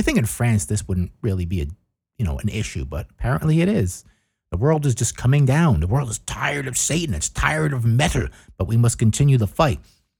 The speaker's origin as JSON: {"language": "English", "region": "New Jersey", "country": "United States", "said": "And I'm like, yeah, of course. I'm from New Jersey."}